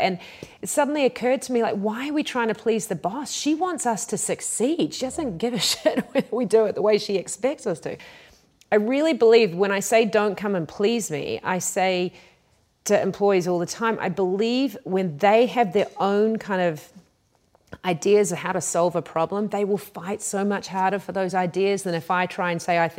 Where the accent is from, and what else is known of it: New Zealand